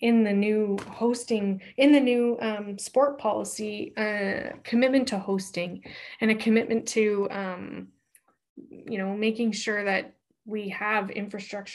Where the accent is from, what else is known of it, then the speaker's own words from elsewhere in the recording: Canada; as a Canadian and as a Canadian sport leader